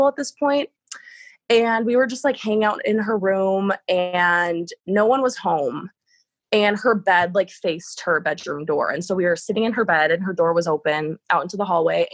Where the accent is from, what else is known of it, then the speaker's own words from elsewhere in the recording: Wisconsin, United States; out in the country where I grew up in Wisconsin